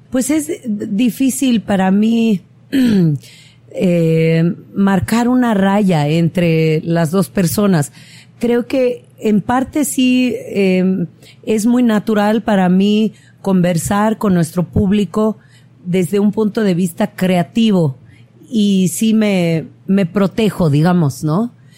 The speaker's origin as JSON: {"language": "Spanish", "region": "Oaxaca", "country": "Mexico", "said": "soy oaxaqueña"}